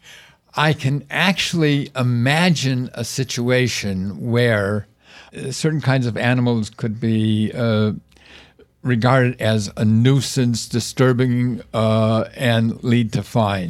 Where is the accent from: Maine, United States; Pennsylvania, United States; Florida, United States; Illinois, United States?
Illinois, United States; Chicago; I was born in Chicago